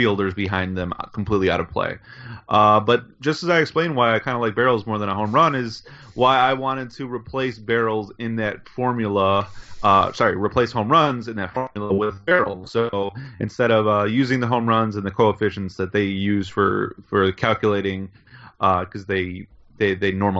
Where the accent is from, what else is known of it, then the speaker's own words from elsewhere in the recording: Chicago, Illinois, United States; I am a Chicagoan